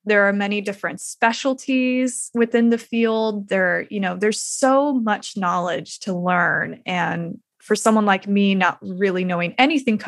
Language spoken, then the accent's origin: English; Utah, United States; moved back to my home state of Utah